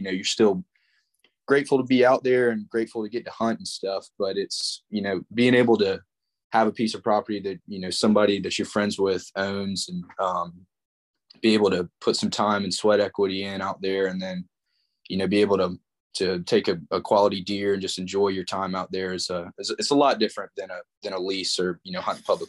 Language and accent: English; Charleston, South Carolina, United States; born there; I was born in Charleston, went to Wando High School, played football and baseball there.